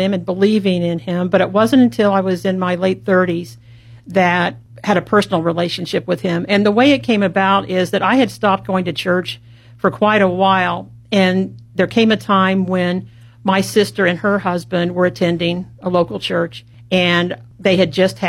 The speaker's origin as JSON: {"language": "English", "town": "Columbus", "region": "Indiana", "country": "United States", "tie": "born or raised there", "said": "I was born and raised in Columbus, Indiana"}